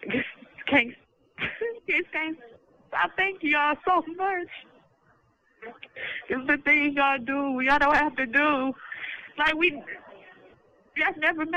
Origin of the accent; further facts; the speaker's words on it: the South, United States; I'm from the South